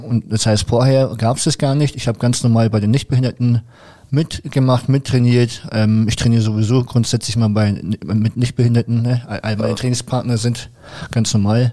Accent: Nuremberg, Bavaria, Germany; ich komme auch aus Nürnberg

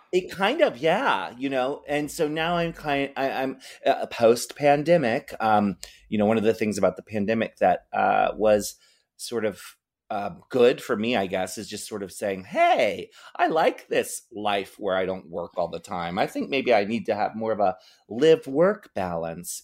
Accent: Maryland, United States; now in San Francisco, United States; I grew up in Maryland

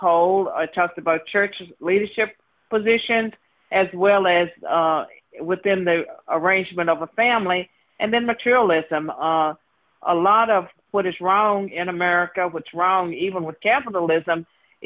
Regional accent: Virginia, United States; I was born and raised in Virginia.

